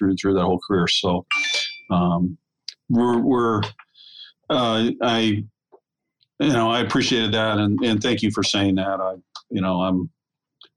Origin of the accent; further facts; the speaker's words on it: Celina, Ohio, United States; moved away; I grew up in Salina, Ohio, which is a real small town up on the Ohio, Indiana border by Fort Wayne.